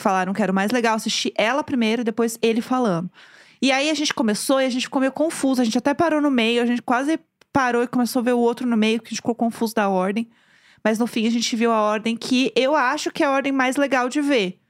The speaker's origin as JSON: {"language": "Portuguese", "region": "São Paulo", "country": "Brazil", "said": "eu sou de São Paulo, né? E eu, querendo ou não, frequentava a classe média de São Paulo."}